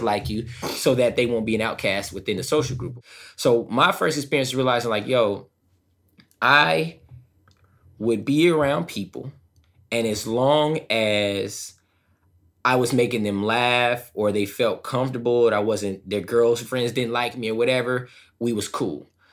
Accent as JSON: {"language": "English", "region": "Southern California", "country": "United States", "tie": "born or raised there", "said": "I grew up in SoCal, right? The land of Hollywood, right?"}